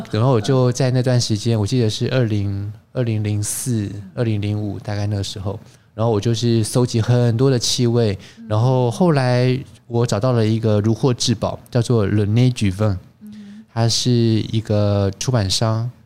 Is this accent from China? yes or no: no; Taiwan; 我是中国人嘛，台湾人